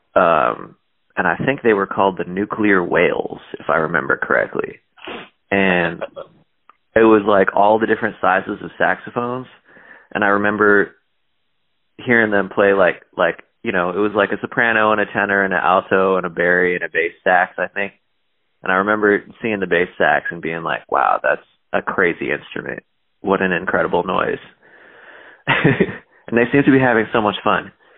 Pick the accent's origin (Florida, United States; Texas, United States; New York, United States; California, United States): California, United States; Palo Alto; now in New Orleans, United States; I was born in Palo Alto, California